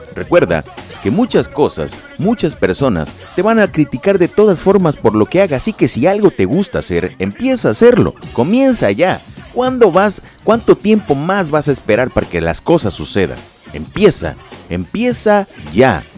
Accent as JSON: {"language": "Spanish", "town": "Lerdo de Tejada", "region": "Veracruz", "country": "Mexico", "tie": "born or raised there", "moved": "yes", "said": "estamos grabando desde Ciudad Lerdo de Tejada, Veracruz, México, mi tierra natal"}